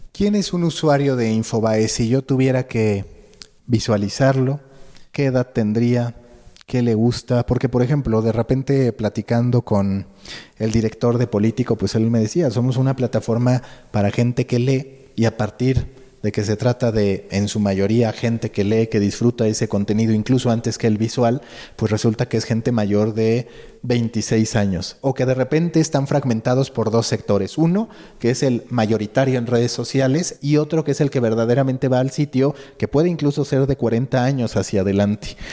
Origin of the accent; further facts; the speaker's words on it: Mexico; como mexicanos tengamos más contexto